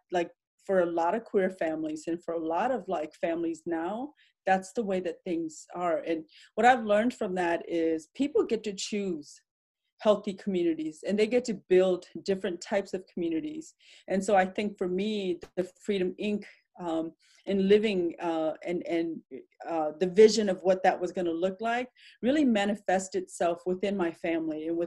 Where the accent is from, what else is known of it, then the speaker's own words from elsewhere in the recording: Madison, Wisconsin, United States; also born or lived in Laos / Thailand / Philadelphia; as a refugee kid growing up in Madison